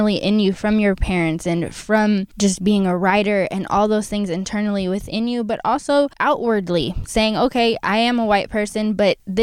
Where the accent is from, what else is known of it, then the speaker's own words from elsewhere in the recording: Oakland, California, United States; I am from Oakland